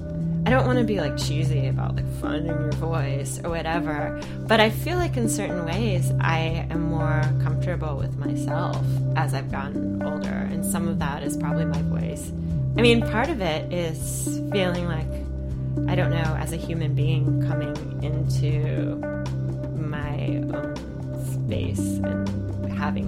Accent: Virginia Beach, Virginia, United States; I grew up in Virginia Beach, Virginia

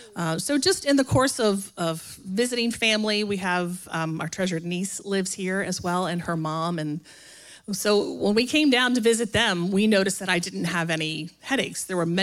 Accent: Kent Island, Maryland, United States; moved away as an adult; now in Savannah, United States; Originally, we are from Kent Island, Maryland, which is this little island in the middle of the Chesapeake Bay. We were drawn to Savannah.

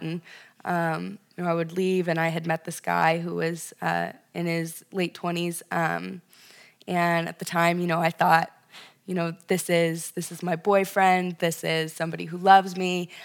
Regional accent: Ventura, California, United States; moved away as an adult; now in Chicago, United States; specifically Ventura, California, um, Central Coast, uh, just north of Malibu

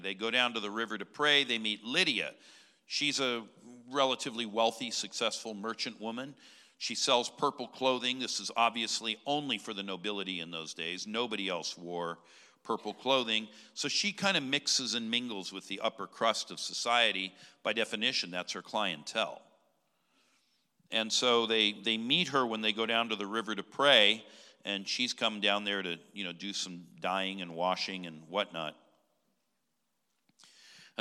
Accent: California, United States; my home state of California

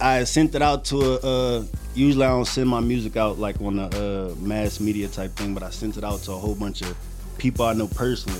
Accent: Louisiana, United States; I grew up in Louisiana, no mom and no daddy

